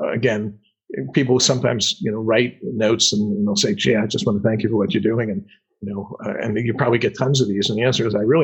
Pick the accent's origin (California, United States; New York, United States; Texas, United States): New York, United States; accent: New York; moved away; my New York accent